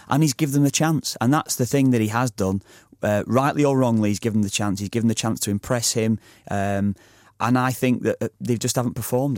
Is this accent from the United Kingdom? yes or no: yes; Preston, North West England, United Kingdom; my hometown club, Preston